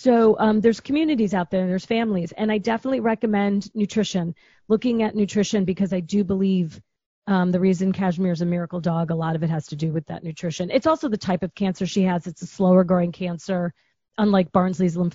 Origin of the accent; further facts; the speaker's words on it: Chicago, Illinois, United States; moved away; I'm a girl from Chicago.